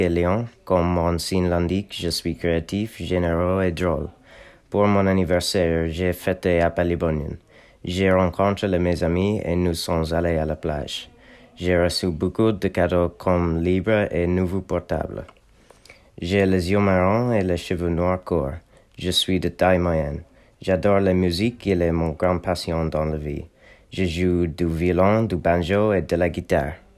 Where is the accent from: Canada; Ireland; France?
Ireland; Limerick, Munster; French is a second language; also born or lived in Glanton; Je suis né à Limerick et j'habite à Glanton